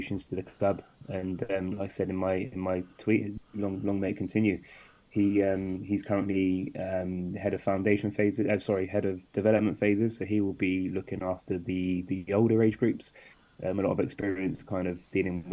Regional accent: London, United Kingdom; moved away; also born or lived in Bristol; I grew up in London, so I had a lot of opportunities playing and training at a high level

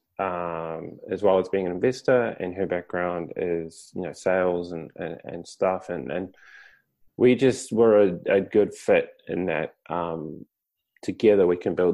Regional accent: Te Puke, Bay of Plenty, New Zealand; moved away as an adult; also born or lived in Japan; Originally, I grew up in Te Puke, I moved to Japan.

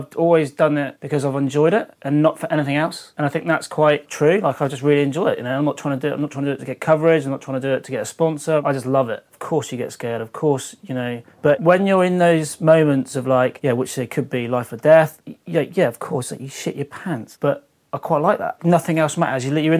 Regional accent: England, United Kingdom; oh, where are you from? Oh, England. All right, mate, yeah. Like, you know, so there's never any pressure. And as English people, we're always pretty polite and easy to get along with.

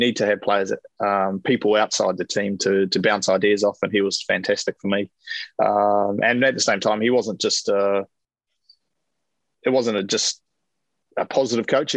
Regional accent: New Zealand; as a Kiwi kid growing up

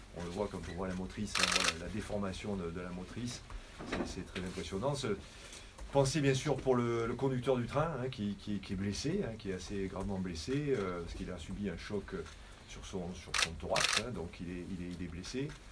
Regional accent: France; quand on est français

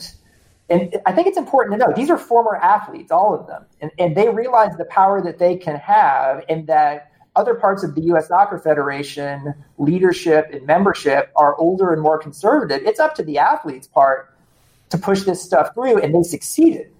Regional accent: United States; as an American citizen

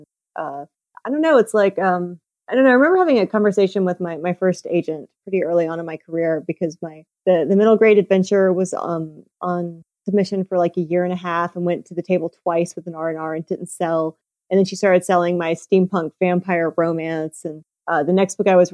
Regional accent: Georgia, United States; moved away; also born or lived in South Carolina / Florida; I'm from Georgia.

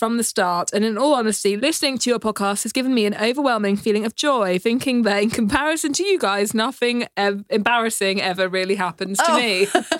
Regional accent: United Kingdom

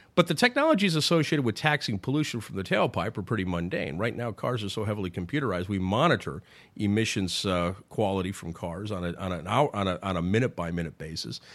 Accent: Sioux City, Iowa, United States; I'm from Sioux City, Iowa

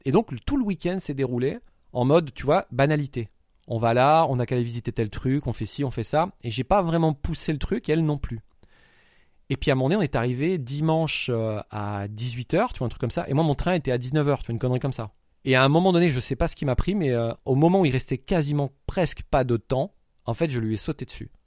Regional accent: France; je suis français, j'ai 4 jours

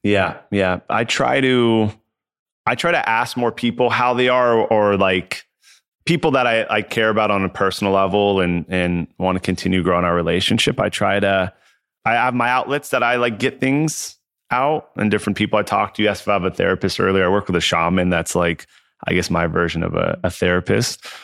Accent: Southern California, United States; I grew up in Southern California

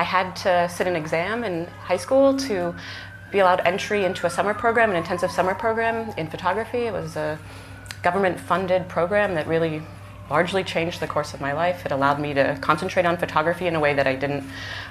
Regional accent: East Coast, United States; moved away as an adult; also born or lived in New York City; now in California, United States; I grew up on the East Coast

